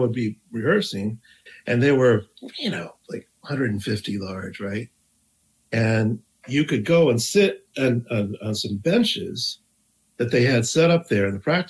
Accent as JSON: {"language": "English", "town": "East Lansing", "region": "Michigan", "country": "United States", "tie": "born or raised there", "also_born_or_lived": "Rochester, New York", "moved": "as an adult", "lives_now": "New York, United States", "said": "I grew up in East Lansing, Michigan."}